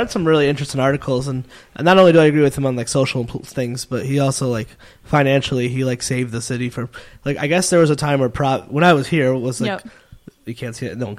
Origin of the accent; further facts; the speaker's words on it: outside New Haven, Connecticut, United States; now in Rhode Island, United States; I grew up outside New Haven